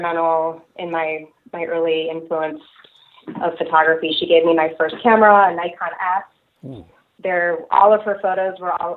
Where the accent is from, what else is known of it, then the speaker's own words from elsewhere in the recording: Birmingham, Michigan, United States; now in Los Angeles, United States; I'm originally from Birmingham, Michigan, which is part of suburban